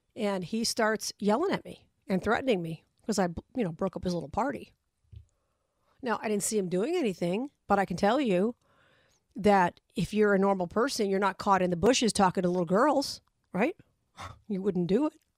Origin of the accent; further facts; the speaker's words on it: Las Vegas, Nevada, United States; my hometown